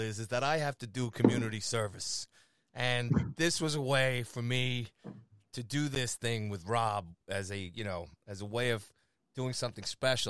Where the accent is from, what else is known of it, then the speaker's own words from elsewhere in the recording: New York, United States; I'm from New York.